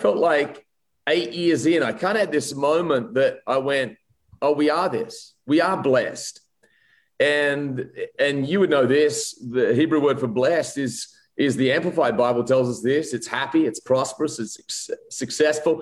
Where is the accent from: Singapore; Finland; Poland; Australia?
Australia; Wollongong, New South Wales; also born or lived in Adelaide, Australia; now in Rutherford, United States; I'm actually born in Adelaide, Australia, and then grew up a lot of my life in Wollongong, Australia, now south of Sydney.